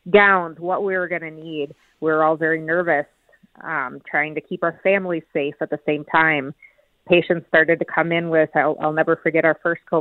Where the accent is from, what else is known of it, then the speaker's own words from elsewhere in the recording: Minnesota, United States; I am from Minnesota, so I was involved in the largest state activation in Minnesota history for civil unrest.